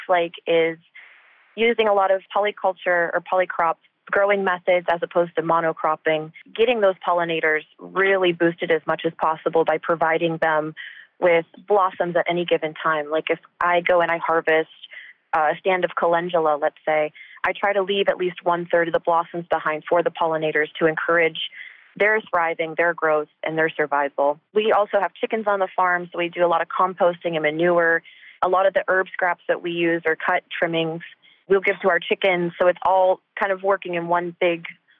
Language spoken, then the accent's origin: English; Ohio, United States; now in Texas, United States; what I grew up with in Ohio